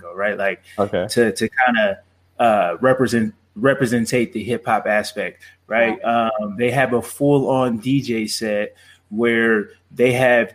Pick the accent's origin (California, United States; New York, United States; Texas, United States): California, United States; Los Angeles; moved away as an adult; also born or lived in Arizona; now in Chandler, United States; I'm from Los Angeles, California, right? And I moved here, went to school at Arizona State, and I'm still here.